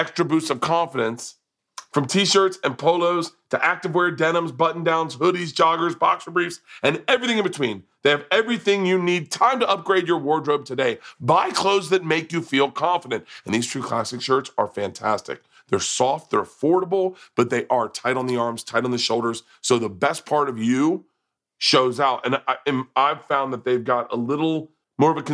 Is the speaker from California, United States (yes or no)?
no; Florida, United States; I grew up in Florida